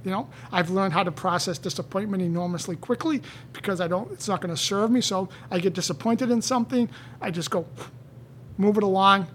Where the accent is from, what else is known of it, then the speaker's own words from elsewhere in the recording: Canton, United States; I grew up in Canton, and everyone to this day, they say, oh, you know …, he opened up juice bars.